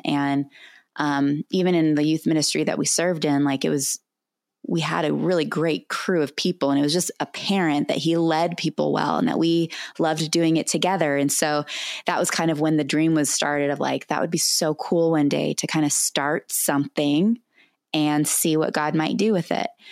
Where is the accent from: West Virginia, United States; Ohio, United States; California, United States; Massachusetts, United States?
California, United States; moved away as an adult; also born or lived in Albuquerque, New Mexico; I was born and raised in California